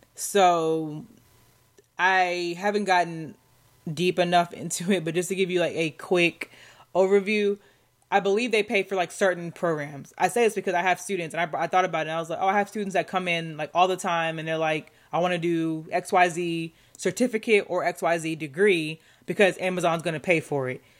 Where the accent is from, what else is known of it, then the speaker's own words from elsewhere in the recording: Southeast, United States; I'm from the Southeast, but, you know, up north.